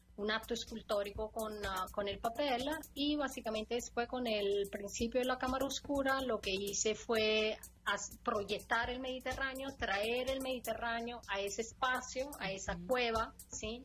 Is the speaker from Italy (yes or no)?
yes; Italy; Spanish is a second language; moved away; yo soy italiana